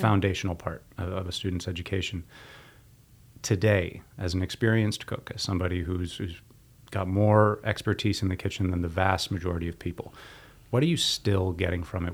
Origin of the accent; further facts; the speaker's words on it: Waterloo, Ontario, Canada; W L U, my hometown